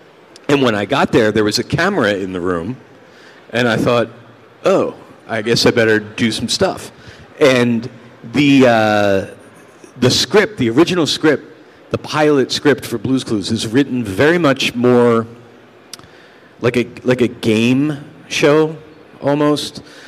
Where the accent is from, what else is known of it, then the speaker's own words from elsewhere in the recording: New York, United States; See, I'm from New York. Sorry. Hey. I would be a slice of Joe's on Bleecker Street.